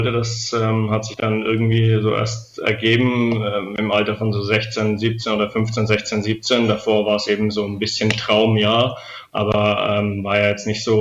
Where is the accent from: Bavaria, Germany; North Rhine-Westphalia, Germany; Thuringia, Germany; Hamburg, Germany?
Bavaria, Germany; Lichtenfels; also born or lived in Weißenfels; ich bin ja ähm, in Weißenfels geboren und aufgewachsen, aber in, äh, in Oberfranken, in Lichtenfels, also das ist in der Nähe von Bamberg.